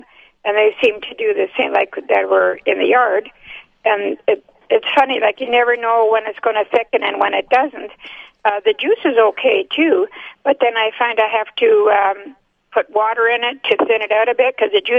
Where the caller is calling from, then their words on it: Kaleida, Manitoba, Canada; I'm calling from Kaleida.